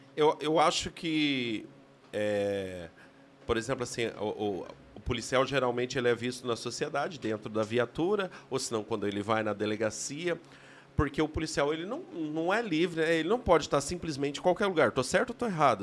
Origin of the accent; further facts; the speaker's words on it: Paraná, Brazil; also born or lived in Cruzeiro do Oeste; o paranaense em Brasília